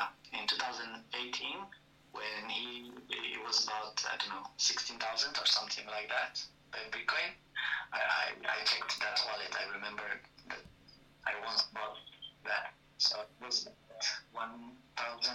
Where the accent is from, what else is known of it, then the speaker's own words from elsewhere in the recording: Bucharest, Romania; English is a second language; I'm from Bucharest, Romania